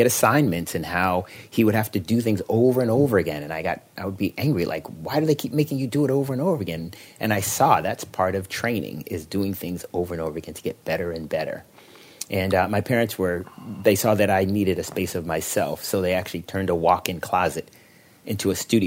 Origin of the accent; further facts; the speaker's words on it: Boston, Massachusetts, United States; I grew up in Boston, Massachusetts